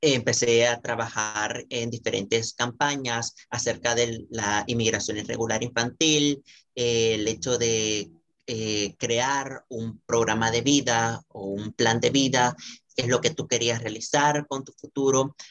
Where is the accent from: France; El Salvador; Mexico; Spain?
El Salvador; soy salvadoreño